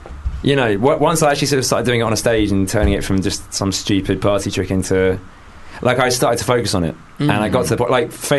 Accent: Stanmore, London, United Kingdom

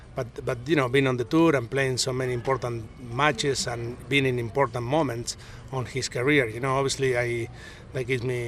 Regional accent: Argentina; English is a second language; now in United States; He's from Japan, I'm from Argentina. We both live in US. So, you know, we communicate, English is our second language.

